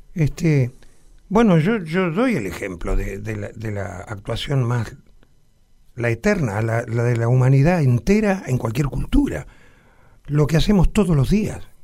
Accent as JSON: {"language": "Spanish", "country": "Argentina"}